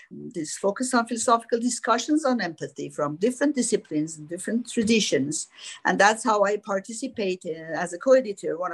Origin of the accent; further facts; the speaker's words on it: Iran; moved away as an adult; also born or lived in France; I was born in Iran in an Armenian family.